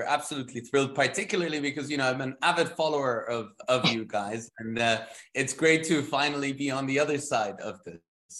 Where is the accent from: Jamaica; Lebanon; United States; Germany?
Germany; moved away as an adult; now in United Arab Emirates; I'm born and raised in Germany